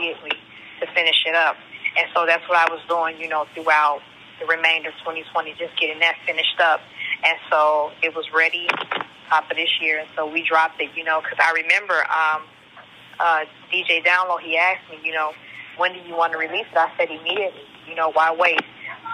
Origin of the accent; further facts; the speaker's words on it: Chicago, Illinois, United States; moved away as an adult; now in Hollywood, United States; growing up in Chicago and having humble beginnings